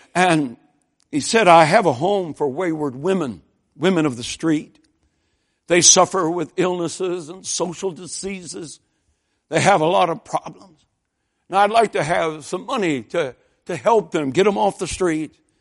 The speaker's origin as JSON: {"language": "English", "town": "Lansing", "region": "Michigan", "country": "United States", "tie": "born or raised there", "said": "I grew up in a General Motors town. I mean, when those first Toyotas showed up in Lansing, Michigan"}